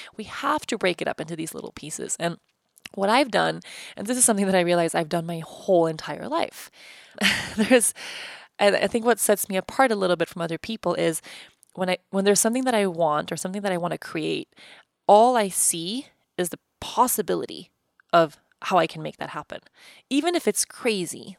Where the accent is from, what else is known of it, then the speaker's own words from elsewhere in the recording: Stockholm, Stockholm County, Sweden; moved away as an adult; also born or lived in Uppsala / Costa Rica; I moved from Uppsala to Stockholm